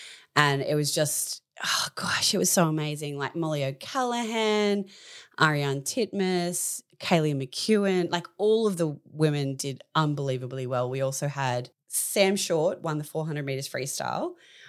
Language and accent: English; Australia; So in 2001 in Fukuoka, Japan, we as an Australian team beat the US in the gold medal tally.